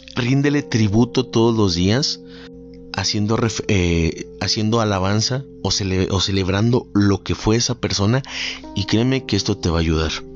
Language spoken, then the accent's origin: Spanish; Mexico; amo cómo en mi país se celebra este tipo de tradiciones